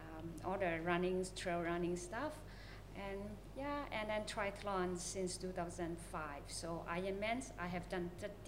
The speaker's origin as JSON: {"language": "English", "country": "Myanmar", "moved": "as an adult", "lives_now": "Malaysia", "said": "I'm originally from Myanmar, so I live in Malaysia for 20 years now."}